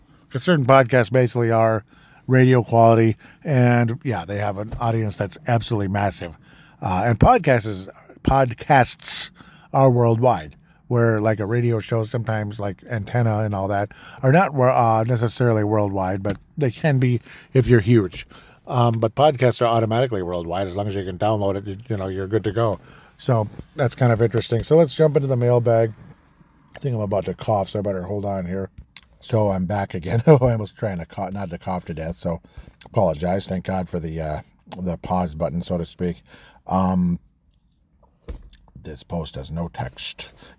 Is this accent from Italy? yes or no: no; Golden Valley, Minnesota, United States; I'm personally from Golden Valley, Minnesota